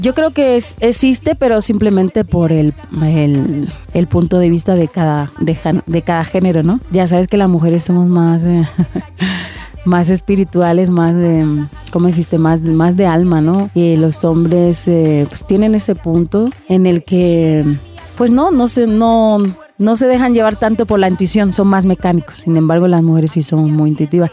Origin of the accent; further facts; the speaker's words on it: Barcelona, Catalonia, Spain; also born or lived in Dominican Republic; soy nacida en República Dominicana, criada en España, Barcelona Barcelona concretamente